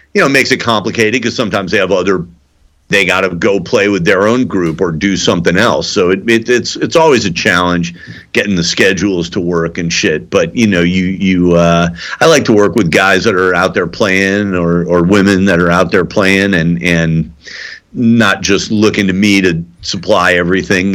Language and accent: English; Highland Park, Illinois, United States; moved away; this is my hometown